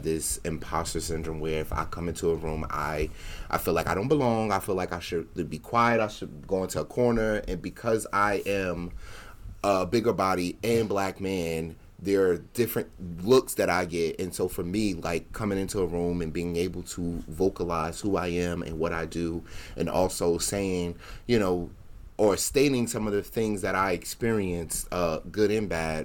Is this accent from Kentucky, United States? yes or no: no; New Jersey, United States; I'm from Jersey